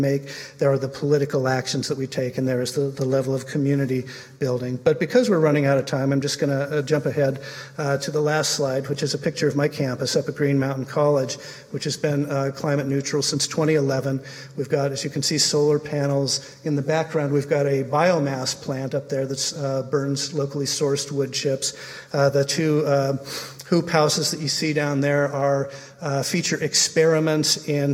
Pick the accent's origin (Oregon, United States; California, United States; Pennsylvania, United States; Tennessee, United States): Oregon, United States; Portland; my hometown, which is Portland, Oregon